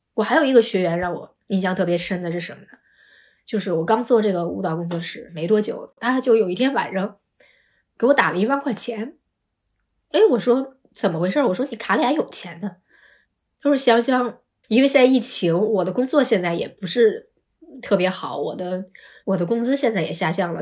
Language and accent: Chinese; China; 我们是从中国来的，然后也学呼啦舞